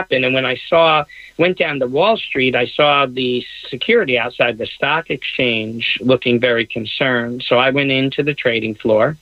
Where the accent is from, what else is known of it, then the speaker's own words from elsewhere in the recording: New York City, New York, United States; I'm a New Yorker